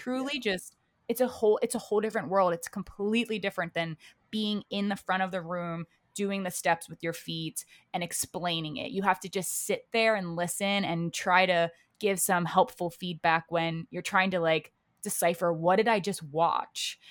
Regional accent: Baltimore, Maryland, United States; moved away as an adult; now in New York City, United States; I'm originally from Baltimore, Maryland is where I grew up

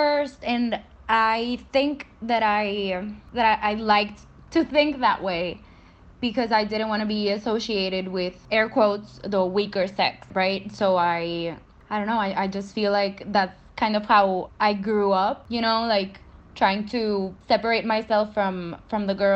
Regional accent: Monterrey, Nuevo León, Mexico; I'm from Monterrey, Mexico, and I study law at the University of Monterrey

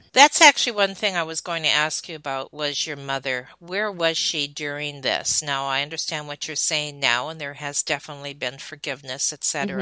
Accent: Michigan, United States; I was raised in Michigan.

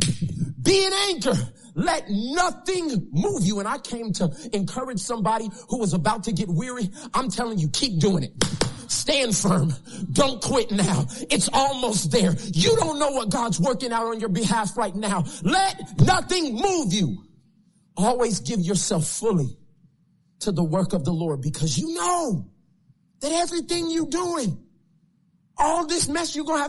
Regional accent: Tulsa, Oklahoma, United States; I'm from Oklahoma, Tulsa, Oklahoma

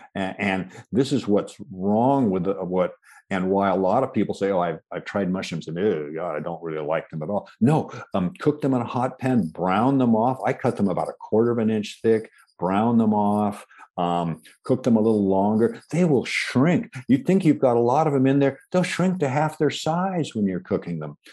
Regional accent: Washington, United States; I was born in the Pacific Northwest

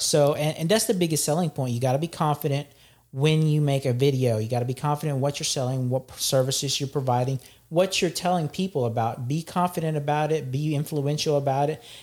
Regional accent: Philippines; I'm from the Philippines

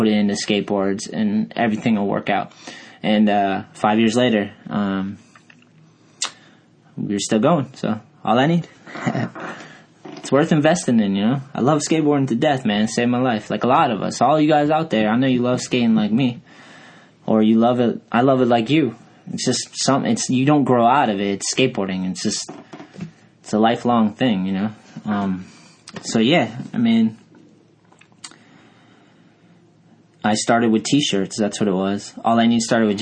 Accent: Brockton, Massachusetts, United States; also born or lived in Taunton, Massachusetts / New Bedford, Massachusetts / Fall River, Massachusetts / Lakeville, Massachusetts; I was born in Brockton, Mass, and then I've lived in every little city around here, Taunton, New Bedford, Fall River, you name it, Lakeville

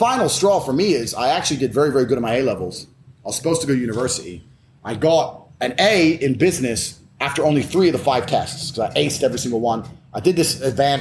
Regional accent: Luton, East of England, United Kingdom; growing up in Luton

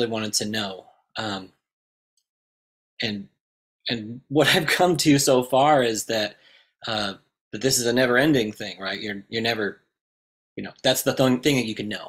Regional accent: Indiana, United States; I'm from Indiana originally

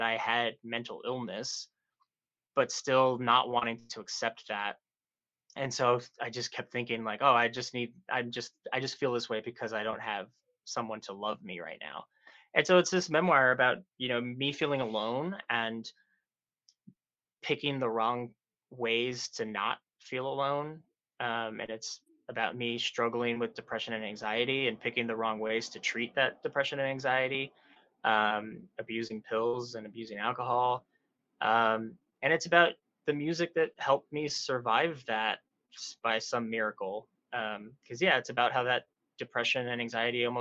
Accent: South Texas, United States; moved away as an adult; now in New York City, United States; I grew up in South Texas in a small little town

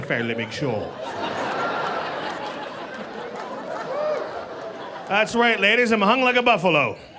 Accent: Canada; I'm from Canada. I flew down. This is my first time in LA.

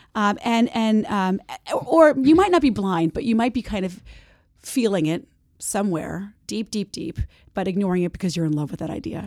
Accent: New Jersey, United States; moved away as an adult; also born or lived in San Francisco, California; I'm from New Jersey, and I'm back there now. I live there now

